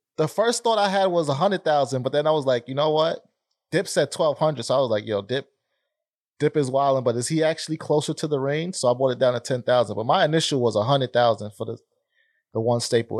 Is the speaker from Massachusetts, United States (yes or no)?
no; New York, United States; now in Philadelphia, United States; a New Yorker through and through